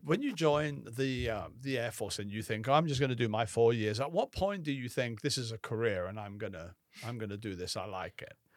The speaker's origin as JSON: {"language": "English", "region": "England", "country": "United Kingdom", "tie": "born or raised there", "also_born_or_lived": "Alexandria", "moved": "yes", "said": "I remember growing up in England"}